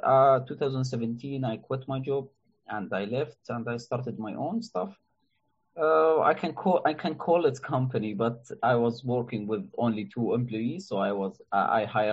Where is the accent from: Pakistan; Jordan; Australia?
Jordan; I'm from Jordan, a country in the Middle East